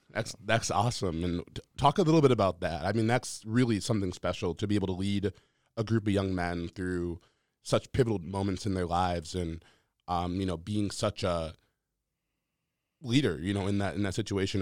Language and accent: English; Minnesota, United States; growing up in Minnesota